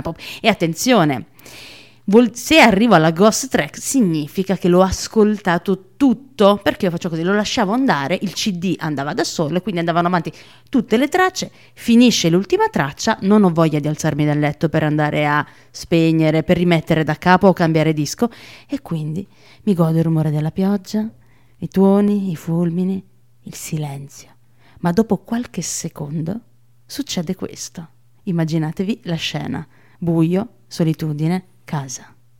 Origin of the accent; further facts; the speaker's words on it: Naples, Campania, Italy; moved away as an adult; also born or lived in Trento; io sono di Secondigliano